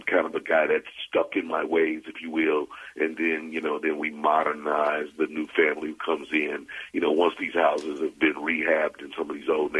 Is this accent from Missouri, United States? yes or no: yes; Caruthersville, Missouri, United States; also born or lived in Jefferson City, Missouri / St. Louis, Missouri; I was probably a little kid when we moved to Caruthersville, Missouri, back to where my mother's hometown